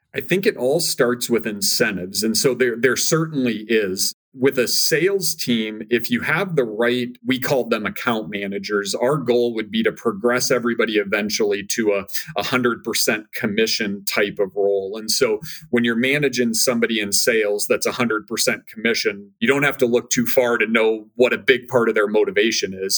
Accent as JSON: {"language": "English", "region": "Minnesota", "country": "United States", "tie": "born or raised there", "moved": "as an adult", "said": "I born and raised in Minnesota"}